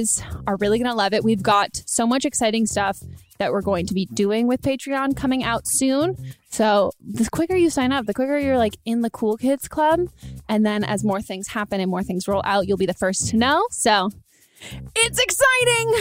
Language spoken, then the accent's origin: English; California, United States; I grew up in California.